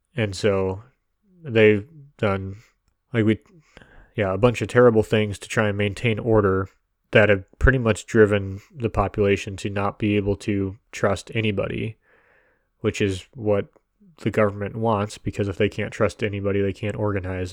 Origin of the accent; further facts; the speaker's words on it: United States; we are American